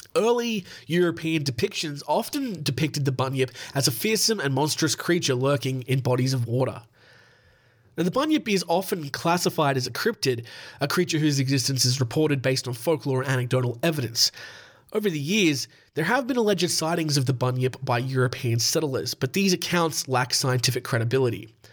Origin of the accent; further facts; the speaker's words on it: New South Wales, Australia; I'm a white Australian.